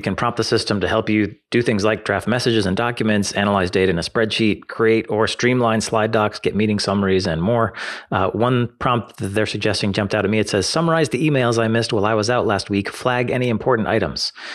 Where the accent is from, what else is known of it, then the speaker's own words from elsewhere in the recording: United States; as an American